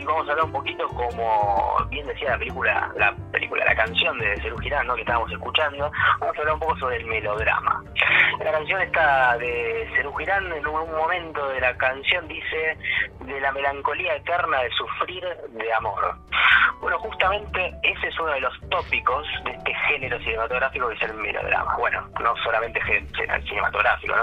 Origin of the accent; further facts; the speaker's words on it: Argentina; de nuestra cultura como argentinos y como latinoamericanos